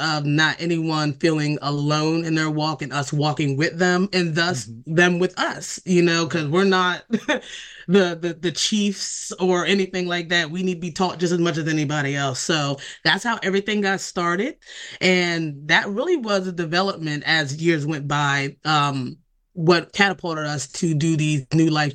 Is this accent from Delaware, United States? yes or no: yes; Delaware, United States; born or raised there